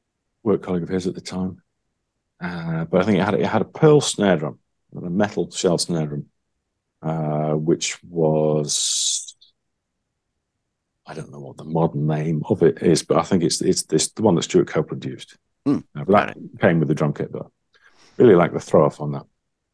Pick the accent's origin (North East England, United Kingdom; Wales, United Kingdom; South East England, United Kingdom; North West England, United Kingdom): Wales, United Kingdom; Steve Hubbeck was sort of the closest to me, I guess, in terms of being a British person from Wales.